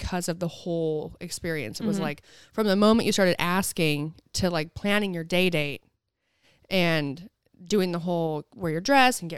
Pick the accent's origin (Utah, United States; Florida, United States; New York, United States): Utah, United States; St. George; I'm from St. George, Utah